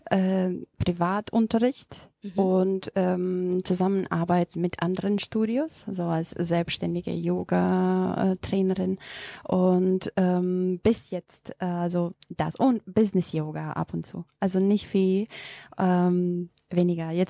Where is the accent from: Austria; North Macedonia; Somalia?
North Macedonia; first language Macedonian; German is a second language; Übersetzt aus dem äh, Mazedonischen. Das ist meine Muttersprache.